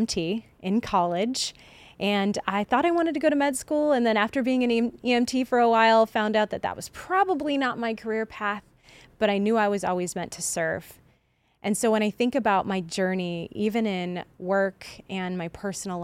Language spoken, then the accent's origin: English; Champaign, Illinois, United States; Champaign, Illinois, which is my hometown